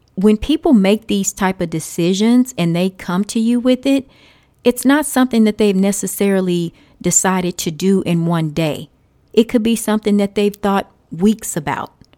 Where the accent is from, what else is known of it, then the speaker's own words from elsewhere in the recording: Texas, United States; I say y'all 'cause I'm from Texas.